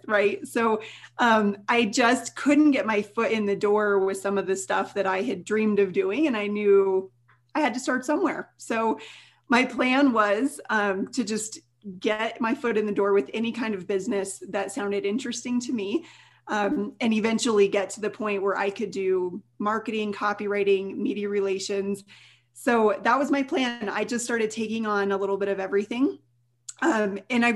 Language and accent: English; Colorado, United States; also born or lived in Denver, Colorado; I'm from Colorado